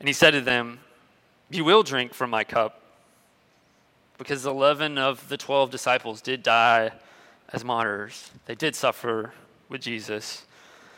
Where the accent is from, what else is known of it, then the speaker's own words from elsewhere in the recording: Tampa, Florida, United States; moved away; also born or lived in Nashville, Tennessee; I was from Florida, I was from Tampa, but we'd been living in Nashville